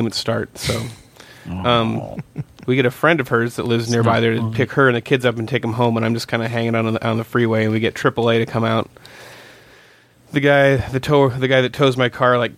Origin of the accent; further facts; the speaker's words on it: Coos Bay, Oregon, United States; now in Los Angeles, United States; my hometown, Coos Bay